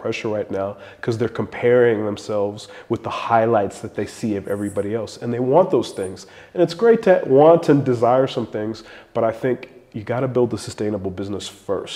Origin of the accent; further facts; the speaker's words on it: South Africa; South African entrepreneurs, a lot of us